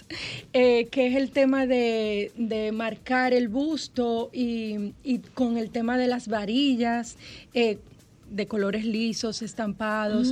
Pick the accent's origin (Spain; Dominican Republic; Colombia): Dominican Republic; como uno lo dice aquí, ah, como, dominicano